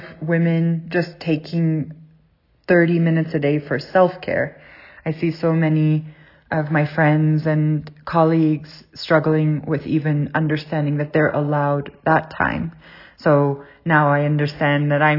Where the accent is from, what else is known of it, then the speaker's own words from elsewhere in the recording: South Africa; moved away; also born or lived in Southern California; I grew up in South Africa